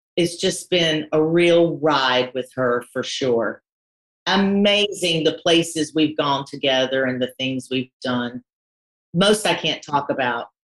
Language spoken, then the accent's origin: English; North Carolina, United States; moved away as an adult; also born or lived in London; I am from North Carolina, and I was kind of the black sheep of my family